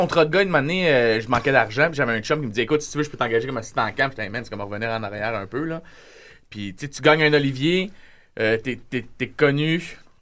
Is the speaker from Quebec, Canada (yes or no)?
yes; Repentigny, Quebec, Canada; je suis de Repentigny, puis j'ai grandi comme eux autres